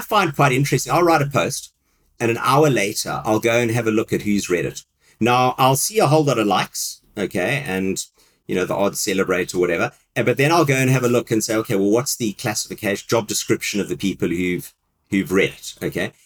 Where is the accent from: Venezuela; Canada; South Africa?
South Africa; moved away as an adult; now in United Kingdom; my country where I grew up in South Africa